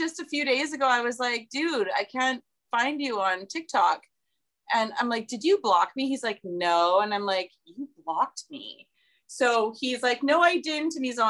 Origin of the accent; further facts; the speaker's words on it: Saskatchewan, Canada; now in British Columbia, Canada; I'm from Saskatchewan where it's flat.